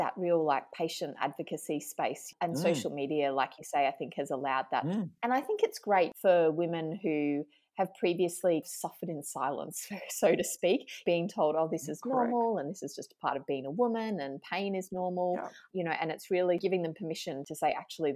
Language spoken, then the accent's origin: English; Brisbane, Queensland, Australia; based here in my hometown of Brisbane